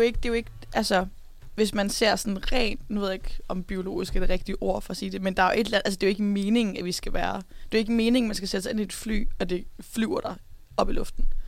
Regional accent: Wadden Sea coast, Southern Denmark, Denmark; moved away; der, hvor jeg er vokset op, så kommer de til at sætte dem 100 meter fra vadehavets begyndelse

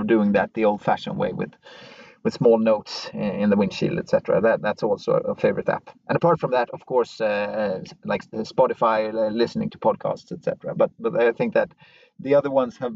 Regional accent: West Coast of Sweden, Sweden; now in Stockholm, Sweden; I'm from the West Coast, even though I live in Stockholm.

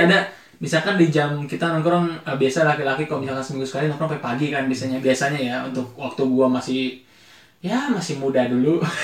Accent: Bogor, West Java, Indonesia; kita dari lahir emang di Bogor

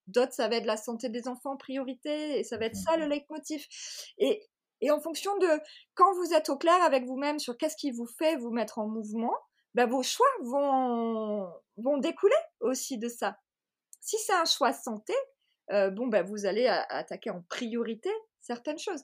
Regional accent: Marseille, Provence-Alpes-Côte d'Azur, France; je suis marseillaise

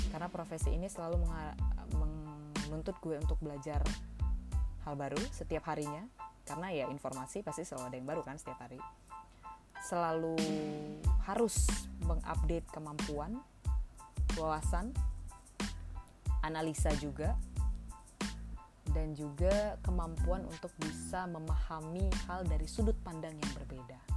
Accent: Medan, North Sumatra, Indonesia; moved away as an adult; Aku asalnya dari Medan, eh, lahir di kota Medan. Dari kecil di sana sampai SMA gitu. Nah, tapi pas kuliah aku kuliah di UI merantau ke Jakarta well enggak sih technically Jawa Barat sih karena di Depok kan UI yang di Depok

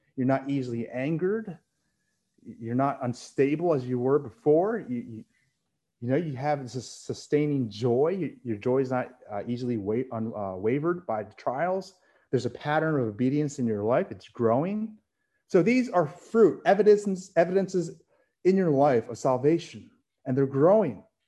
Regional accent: Philippines; I'm Filipino

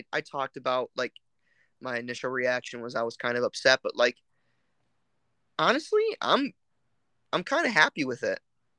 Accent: Western New York, United States; we're from Western New York

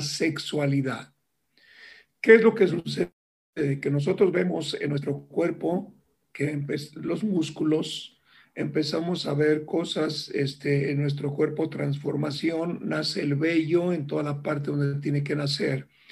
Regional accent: Ciudad Valles, San Luis Potosí, Mexico; yo soy originario de Ciudad Valle, San Luis Potosí, una pequeña ciudad en aquel tiempo

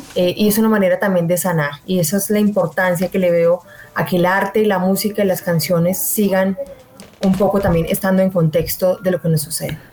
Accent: Armenia, Quindío, Colombia; moved away; also born or lived in Bogotá; soy de Armenia, pero viví mucho tiempo en Bogotá y volver a la tierra me ha conectado de nuevo con mi entorno, con mis raíces

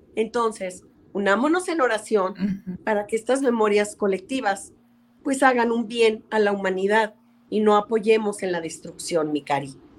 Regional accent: Mexico; las festividades que nos une como mexicanos

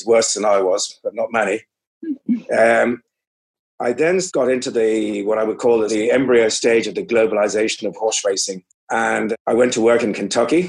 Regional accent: Ireland; also born or lived in England; I was born in Ireland, raised on a family farm surrounded by racehorses.

